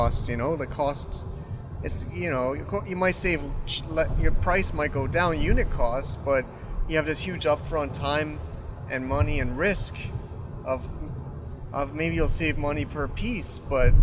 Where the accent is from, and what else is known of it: United States; moved away; also born or lived in Chiang Mai